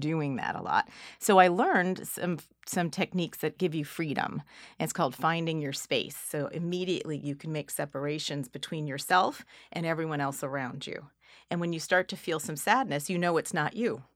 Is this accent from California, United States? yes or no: yes; California, United States; I'm from California.